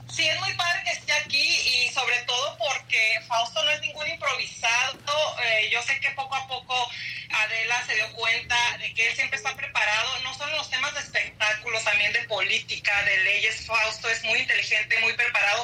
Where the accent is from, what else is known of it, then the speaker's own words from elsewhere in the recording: Navojoa, Sonora, Mexico; moved away as an adult; now in Texas, United States; les estoy hablando de Forward, Texas. Eh, soy de Navajo, Sonora, pero tengo 14 años viviendo